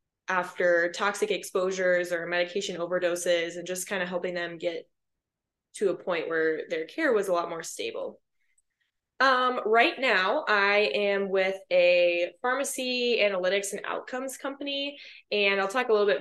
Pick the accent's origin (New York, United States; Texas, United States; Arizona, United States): Arizona, United States; Phoenix; moved away; also born or lived in Gilbert, Arizona; I'm originally from Phoenix, Arizona, or Gilbert, Arizona